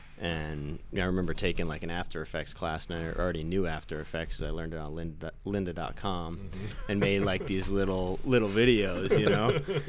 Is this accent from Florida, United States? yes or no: no; Pleasantville, New York, United States; Brian and I grew up in Pleasantville.